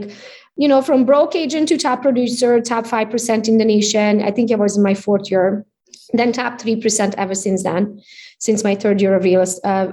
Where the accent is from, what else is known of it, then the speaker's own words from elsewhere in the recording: Romania; English is a second language; moved away as an adult; now in Michigan, United States; So I came as an immigrant. You can hear it from my accent. I'm Hungarian by nationality. I was born in Romania, though, so I speak both languages